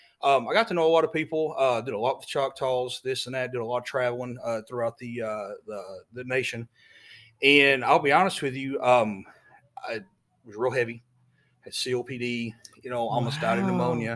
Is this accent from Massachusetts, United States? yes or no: no; Denison, Texas, United States; Born and raised in Denison, here all my entire life